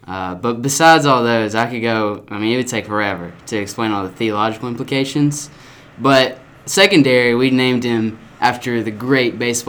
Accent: Marshall County, Kentucky, United States; Born and raised in Marshall County

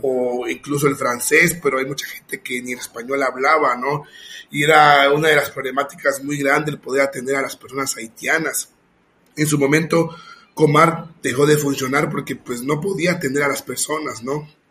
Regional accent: Mexico; Yo soy mexicano, pero yo soy inmigrante en mi país porque estoy viviendo en otro, en otro estado

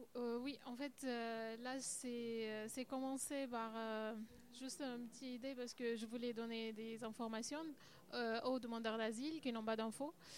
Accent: Syria; French is a second language; now in France; on vient de Syrie

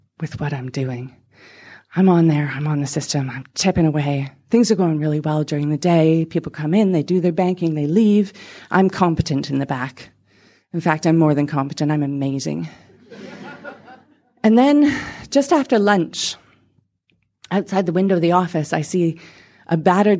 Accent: Canada; moved away; also born or lived in England; I'm from Canada

